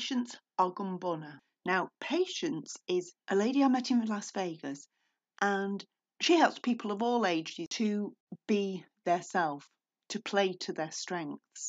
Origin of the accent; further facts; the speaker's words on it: United Kingdom; I'm British